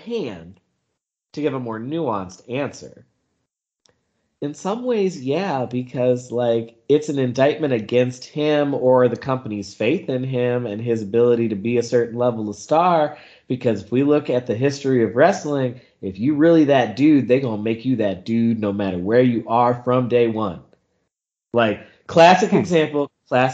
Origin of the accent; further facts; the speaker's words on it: the Carolinas, United States; I grew up in the Carolinas